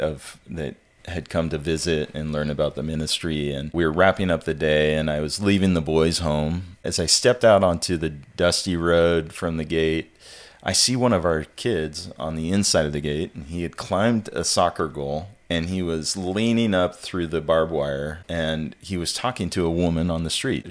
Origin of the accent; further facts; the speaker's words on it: Ellensburg, Washington, United States; moved away as an adult; also born or lived in California / Haiti; now in Pensacola, United States; I'm originally from the Pacific Northwest. I was uh, born and raised up there in Ellensburg, Washington, and then moved down to California for college